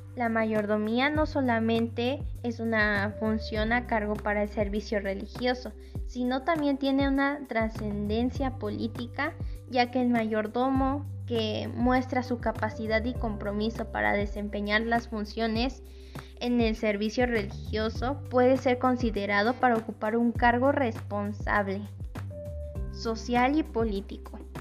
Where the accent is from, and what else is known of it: Atenco, State of Mexico, Mexico